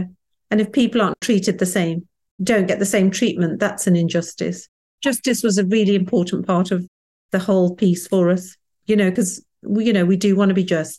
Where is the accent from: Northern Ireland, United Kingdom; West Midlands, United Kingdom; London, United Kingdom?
West Midlands, United Kingdom; Wolverhampton; I grew up in Wolverhampton where Enoch Powell was the local MP